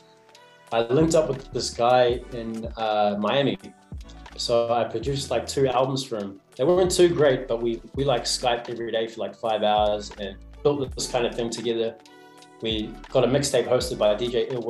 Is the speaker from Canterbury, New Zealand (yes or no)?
yes; South Canterbury, New Zealand; I grew up down south in South Canterbury, between Timaru and Christchurch.